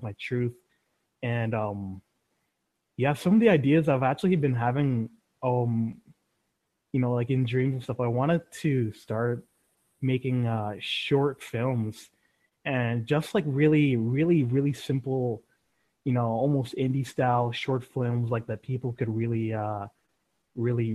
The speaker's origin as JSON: {"language": "English", "town": "Vancouver", "region": "British Columbia", "country": "Canada", "said": "I'm from Vancouver, British Columbia, Canada"}